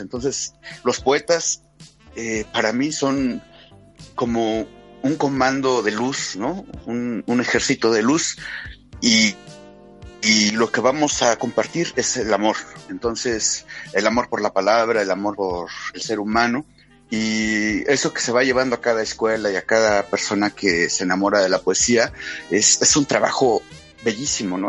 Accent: Hidalgo, Mexico; en el estado de Hidalgo, precisamente hoy, eh, tengo una reunión con el secretario de Cultura del estado de Hidalgo, que es donde está mi ciudad natal

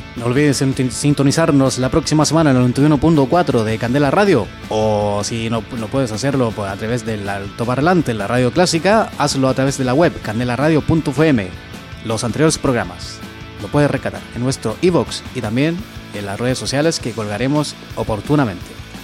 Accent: Chile; yo soy chileno

